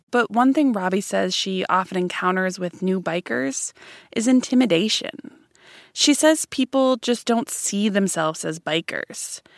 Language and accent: English; Madison, Wisconsin, United States; my hometown of Madison, Wisconsin